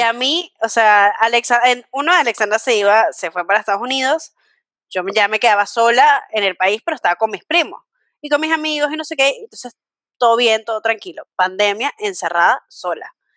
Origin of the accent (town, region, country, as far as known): Venezuela; now in Argentina